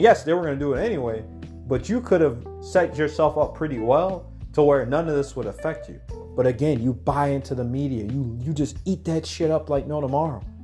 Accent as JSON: {"language": "English", "town": "Anchorage", "region": "Alaska", "country": "United States", "tie": "born or raised there", "moved": "as an adult", "lives_now": "Mexico", "said": "I grew up in Anchorage, Alaska. So I grew up back home"}